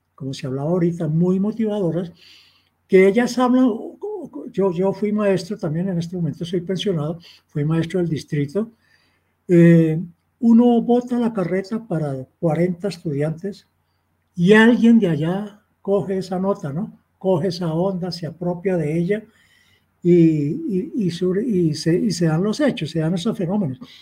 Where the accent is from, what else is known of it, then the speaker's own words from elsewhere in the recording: Girardot, Cundinamarca, Colombia; yo soy de Girardot, provincia, un hogar muy humilde, y no sabía qué eran los libros